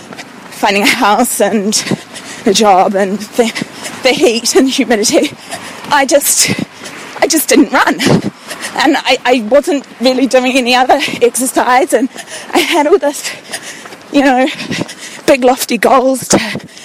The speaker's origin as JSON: {"language": "English", "country": "New Zealand", "also_born_or_lived": "London", "said": "I'm a New Zealander, and I moved back to New Zealand in December last year, having lived in London for 3 years"}